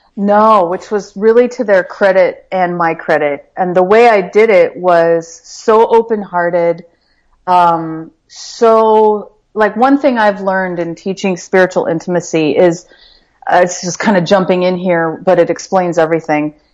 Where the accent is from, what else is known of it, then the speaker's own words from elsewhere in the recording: Midwest, United States; We grew up in the Midwest.